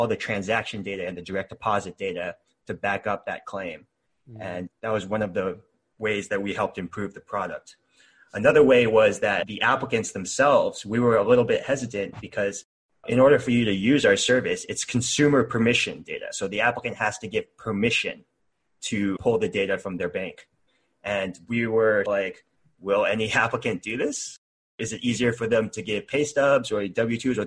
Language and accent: English; Texas, United States; moved away as an adult; now in Seattle, United States; I was born in Texas and lived there for 21 years. And now I live in Seattle.